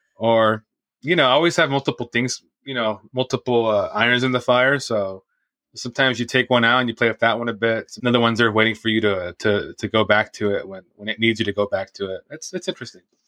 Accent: Santa Ana, California, United States; I grew up in Santa Ana, which is in Orange

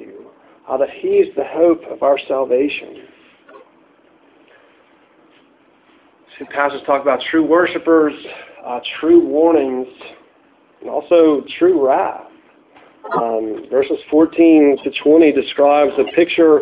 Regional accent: United States

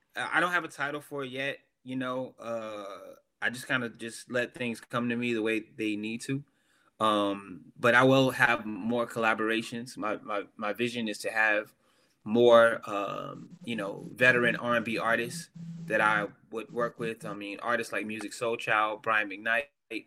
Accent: the South, United States; I'm from the South

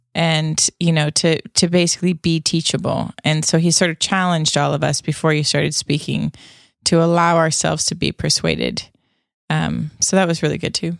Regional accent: Canada; it's also a Canadian thing. I mean, I sold Girl Guide cookies when I was a kid

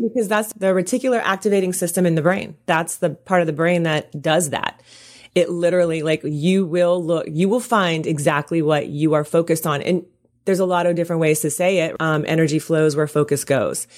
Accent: Deep South, United States; I'm from the South, you know, I'm from, like, the deep South

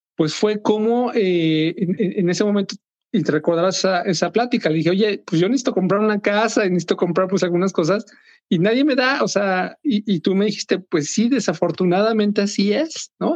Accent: Mexico City, Mexico; moved away as an adult; now in Minnesota, United States; soy mexicano, nací en México, tengo 48 años de edad, básicamente 47 años viví en la Ciudad de México

